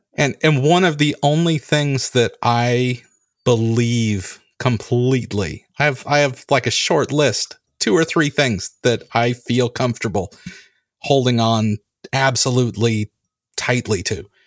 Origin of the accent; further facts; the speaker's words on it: California, United States; I grew up in California